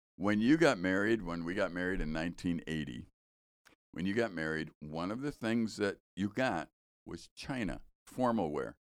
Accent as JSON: {"language": "English", "town": "Chicago", "region": "Illinois", "country": "United States", "tie": "born or raised there", "said": "We grew up in Chicago"}